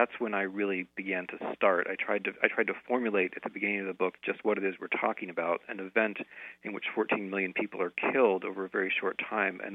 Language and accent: English; United States; growing up in the United States